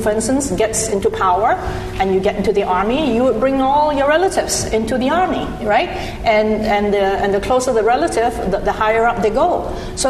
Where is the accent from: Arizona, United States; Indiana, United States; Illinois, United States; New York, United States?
New York, United States; I come from New York, where schlep is used very commonly